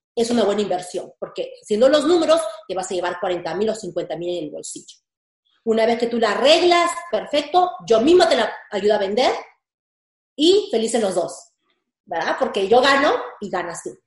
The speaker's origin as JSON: {"language": "Spanish", "country": "Peru", "moved": "yes", "lives_now": "United States", "said": "yo soy de Perú"}